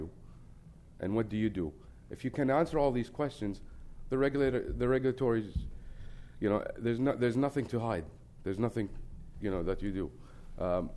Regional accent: Kuwait; we come from Kuwait, which is a very, thankful country to the United States

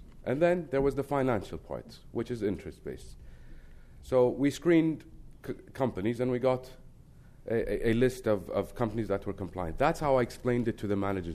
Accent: Kuwait; we come from Kuwait, which is a very, thankful country to the United States

